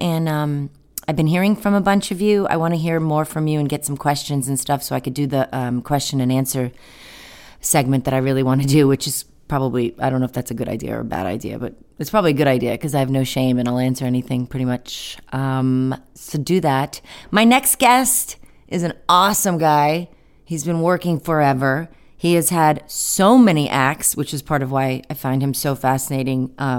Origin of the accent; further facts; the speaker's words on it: Scotland, United Kingdom; I'm partial to Scottish men. I do have a little, I'm Scottish myself